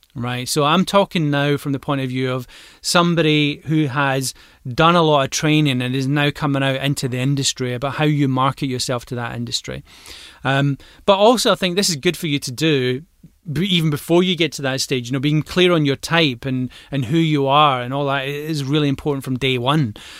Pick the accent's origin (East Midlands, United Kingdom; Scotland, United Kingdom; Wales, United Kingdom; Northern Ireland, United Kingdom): Scotland, United Kingdom; Glasgow; I'm a Glaswegian